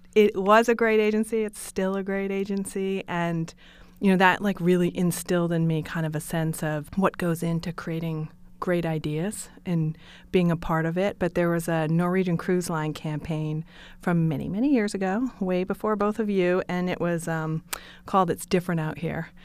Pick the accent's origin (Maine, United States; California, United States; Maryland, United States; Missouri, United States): Maine, United States; New Sharon; moved away; I grew up in Western Maine, which is Stephen King country. If you can imagine Stephen King, uh, movies, books, that's exactly where I'm from, a tiny town called New Sharon